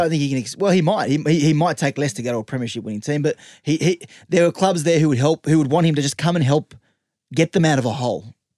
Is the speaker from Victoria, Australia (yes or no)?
no; Western Sydney, New South Wales, Australia; I'm from the West